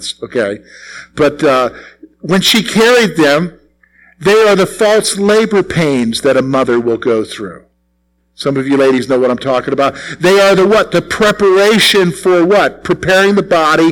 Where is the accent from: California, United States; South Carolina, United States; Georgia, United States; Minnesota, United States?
South Carolina, United States; moved away; all there is in South Carolina where I grew up is scrub oaks, pines, and sand.